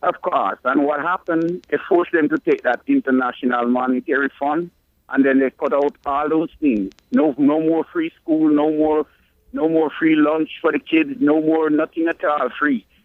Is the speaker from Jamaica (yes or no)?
yes; Jamaica; now in Connecticut, United States; growing up in Jamaica